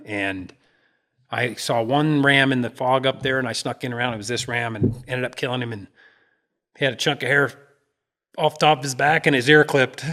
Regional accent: Alaska, United States; moved away; I grew up around in Alaska

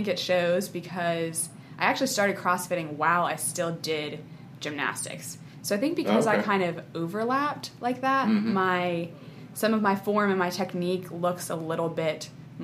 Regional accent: West Virginia, United States; moved away; also born or lived in Madison; I grew up in West Virginia.

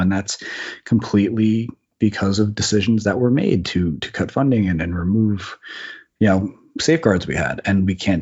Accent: New Jersey, United States; I grew up in New Jersey across the bay from the south tip of Manhattan where the World Trade Center

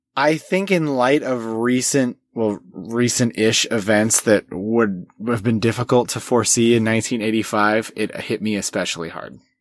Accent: United States; we're both American, but I have Swedish heritage

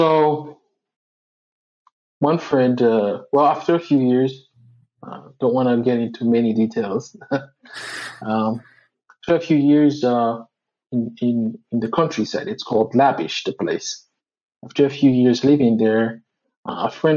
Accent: Port-au-Prince, Haiti; me growing up in Haiti

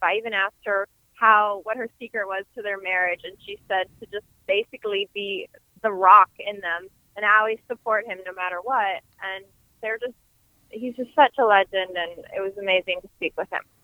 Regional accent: St. Louis, Missouri, United States; my hometown

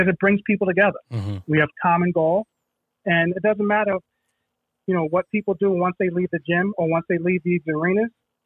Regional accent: New York City, New York, United States; I grew up in the Bronx, in the Soundview section of the Bronx, Soundview Projects, in the 70s

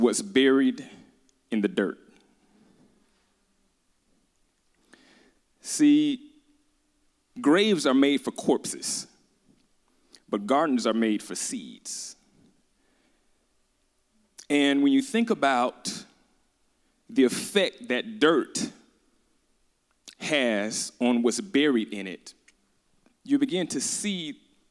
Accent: Birmingham, Alabama, United States; I'm from Birmingham, Alabama

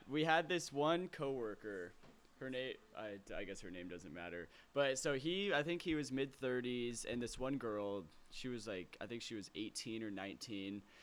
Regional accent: Lake Oswego, Oregon, United States; I grew up in Lake Oswego

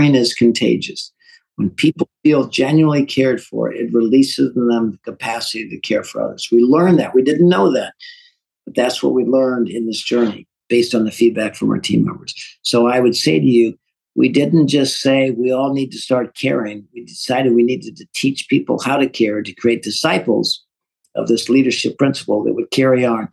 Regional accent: St. Louis, Missouri, United States; I'm an accountant from North St. Louis, running a manufacturing

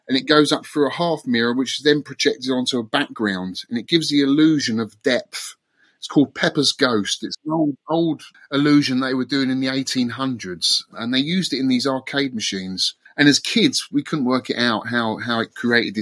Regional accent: Twickenham, London, United Kingdom; I'm from London. I'm from Twickenham. Grew up in Twickenham, the home of English rugby

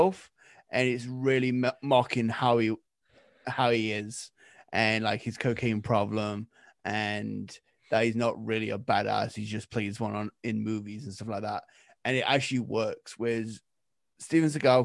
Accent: England, United Kingdom; I'm English

